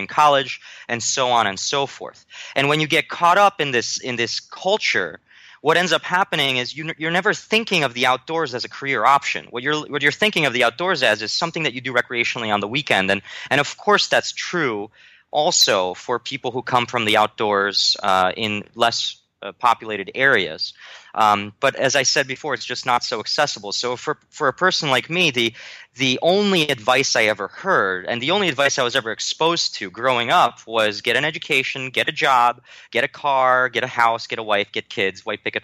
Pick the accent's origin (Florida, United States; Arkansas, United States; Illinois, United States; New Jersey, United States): New Jersey, United States; also born or lived in Warsaw, Poland; I traveled from there to America, and I grew up in New Jersey